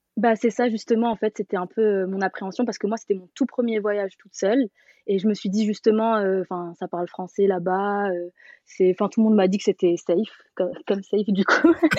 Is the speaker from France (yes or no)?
yes; Paris, Île-de-France, France; j'ai 27 ans et je viens de Paris